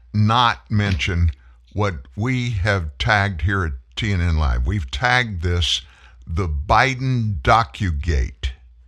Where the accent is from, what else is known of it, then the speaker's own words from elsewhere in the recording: Southeast Texas, United States; I'm from Southeast Texas.